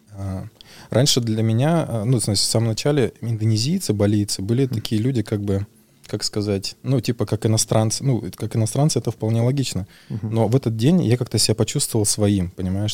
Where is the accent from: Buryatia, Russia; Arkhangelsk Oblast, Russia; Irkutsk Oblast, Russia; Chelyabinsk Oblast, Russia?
Buryatia, Russia; Buryat /; я бурят, и, соответственно, мы буддисты, и в Бурятии у нас есть